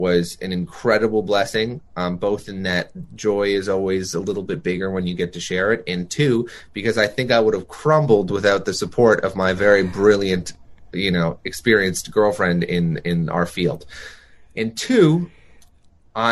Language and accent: English; Toronto, Ontario, Canada; growing up in Toronto, trying to be a musician